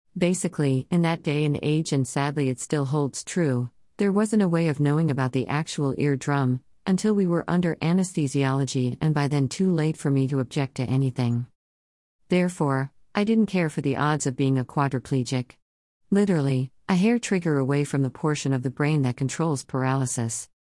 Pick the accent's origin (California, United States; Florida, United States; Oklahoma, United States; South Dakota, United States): California, United States; entirely raised and birthed in California, only leaving home for quick jaunts across half of these United States.